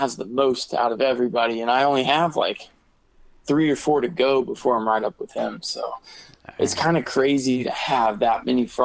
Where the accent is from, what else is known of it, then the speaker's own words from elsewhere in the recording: Georgia, United States; also born or lived in Missouri; we had moved to Georgia when we were 8, and I finally found frogs in my backyard